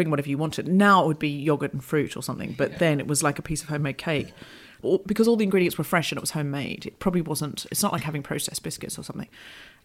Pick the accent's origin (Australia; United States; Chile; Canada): Australia; born or raised there; moved away